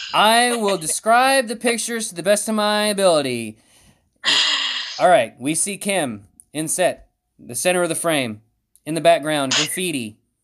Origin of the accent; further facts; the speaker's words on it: West Virginia, United States; I'm from West Virginia.